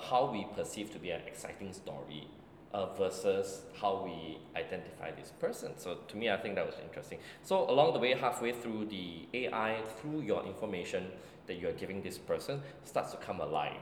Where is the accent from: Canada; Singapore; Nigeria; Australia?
Singapore; as a Singaporean Chinese